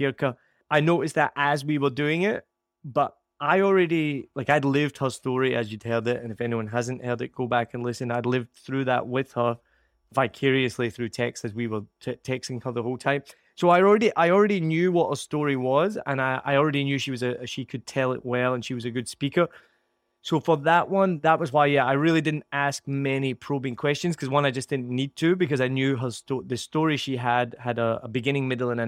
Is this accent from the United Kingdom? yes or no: yes; Scotland, United Kingdom; I am Scottish